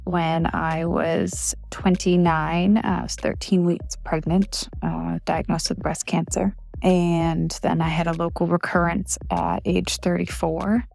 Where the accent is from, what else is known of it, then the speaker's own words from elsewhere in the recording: Portland, Maine, United States; I'm from Portland, Maine